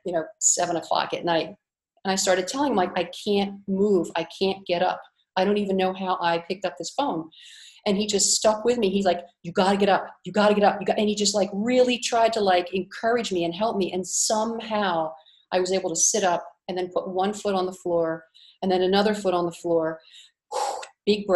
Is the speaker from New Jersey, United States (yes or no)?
yes; Cape May, New Jersey, United States; moved away as an adult; also born or lived in Philadelphia; now in Split, Croatia; I grew up in Cape May, New Jersey, which is the seashore.